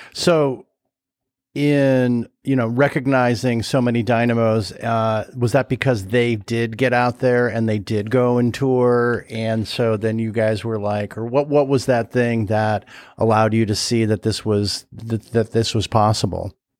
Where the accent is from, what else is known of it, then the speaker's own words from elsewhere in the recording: California, United States; I am from California